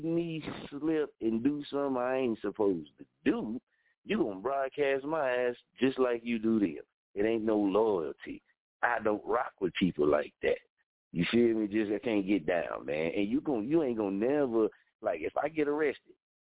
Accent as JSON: {"language": "English", "town": "Muskogee", "region": "Oklahoma", "country": "United States", "said": "I'm from Muskogee"}